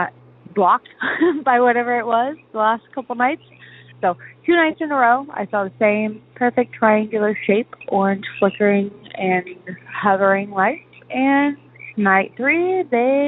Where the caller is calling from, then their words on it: Washington, United States; I'm calling from the Northwest, specifically Washington